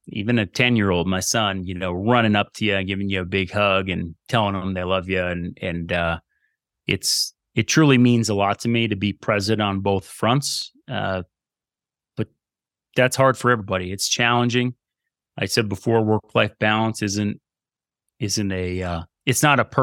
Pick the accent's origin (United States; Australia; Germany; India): United States; East Coast; we're from the East Coast, and I keep moving her more and more west